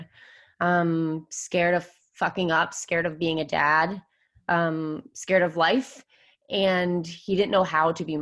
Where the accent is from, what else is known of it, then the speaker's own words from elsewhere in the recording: Vermont, United States; moved away as an adult; now in San Diego, United States; I'm actually from Vermont. I've lived in San Diego for the last 8 years